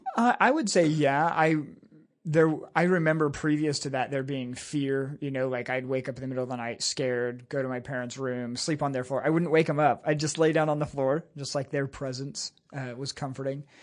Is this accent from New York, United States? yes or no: no; San Jose, California, United States; also born or lived in Burney, California; I was born in San Jose, California. My dad pastored, uh, Maranatha Bible Church there for eleven and a half years.